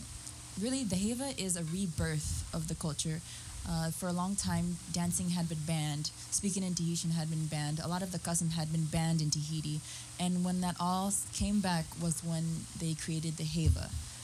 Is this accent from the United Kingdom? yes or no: no; San Diego, California, United States; I was born in San Diego, okay. And my mother, she was born in Tahiti.